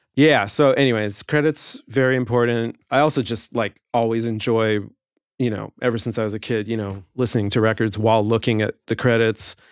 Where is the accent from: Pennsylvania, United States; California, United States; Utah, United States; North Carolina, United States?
California, United States; Los Angeles; also born or lived in England; I grew up in the Valley and took lessons out in the Valley